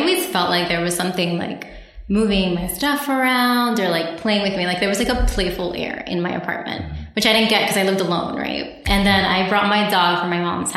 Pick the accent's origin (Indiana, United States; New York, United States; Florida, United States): New York, United States; New York City; also born or lived in Bronx / Queens; I'm a born and raised New Yorker. I was born in Harlem, and I lived there until I was 27